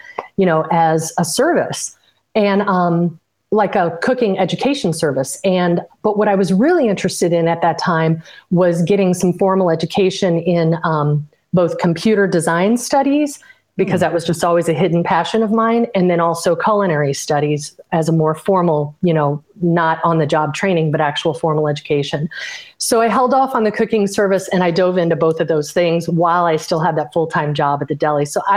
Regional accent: Illinois, United States; I grew up in Illinois in the Midwest, and I attended all public school there

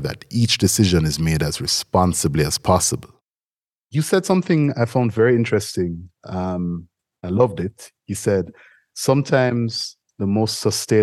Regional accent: Jamaica; I see it in my home country all the time

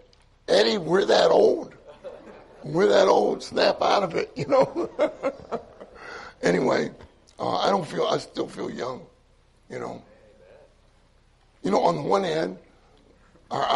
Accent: Pittsburgh, Pennsylvania, United States; moved away; also born or lived in Southern California; I grew up in Pittsburgh

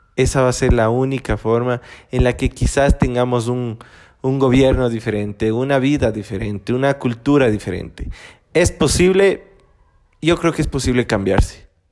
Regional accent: Ecuador; yo soy latino, vengo de Latinoamérica, vengo de Ecuador.

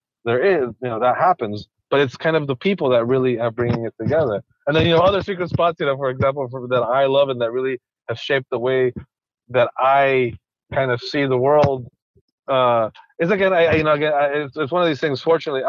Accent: Andes, Ecuador; so I grew up in Ecuador, so I grew up in the middle of the Andes. I would see cloud forests all the time, and it didn't click.

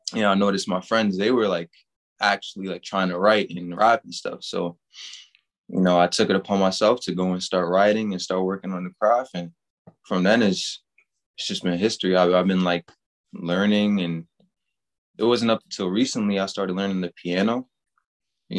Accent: New York, United States; Born and raised in New York.

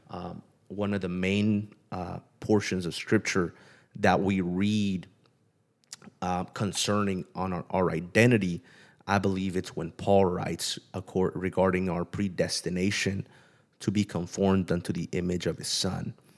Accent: Pomona, California, United States; moved away as an adult; also born or lived in Kerman; I grew up in Southern California in the L A area in a city called Pomona

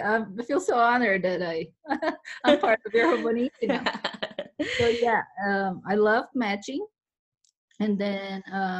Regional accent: Brazil; now in Las Vegas, United States; I'm from Brazil.

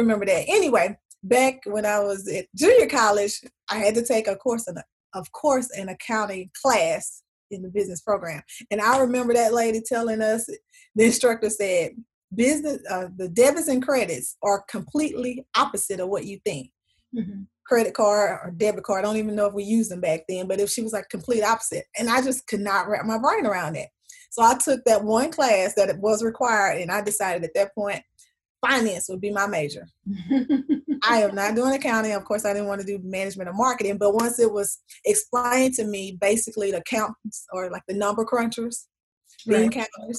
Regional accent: Northeast Texas, United States; now in Atlanta, United States; I am from Northeast Texas

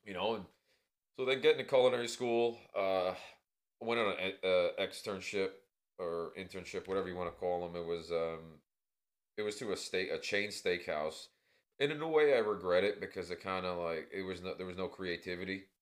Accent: New York City, New York, United States; living in New York where I grew up in Queens, you know, Flushing represent.

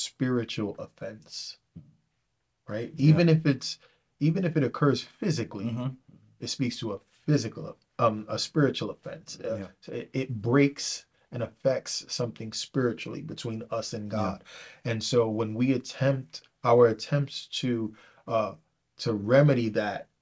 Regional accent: New York City, New York, United States; I was brought up in New York City

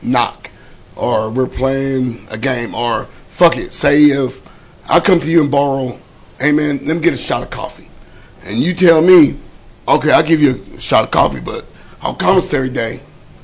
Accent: Weatherford, Texas, United States; I grew up in Weatherford

